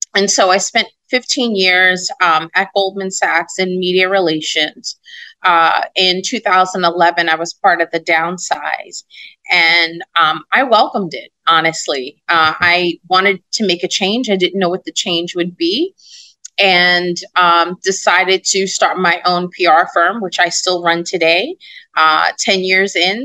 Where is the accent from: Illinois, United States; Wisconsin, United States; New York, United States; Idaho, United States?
New York, United States; New York City; I'm a girl from Brooklyn that mm-hmm. watched people in my neighborhood go to jail